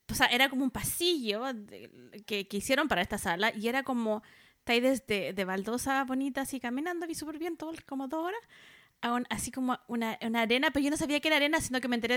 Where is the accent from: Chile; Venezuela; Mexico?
Chile; Santiago, Santiago Metropolitan Region; Y además salí de la burbuja de Santiago, colegio privado